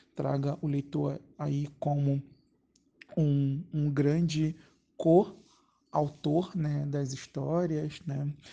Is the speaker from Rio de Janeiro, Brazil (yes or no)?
yes; Rio de Janeiro, Brazil; Eu sou da Zona Norte do Rio de Janeiro, do Complexo do Alemão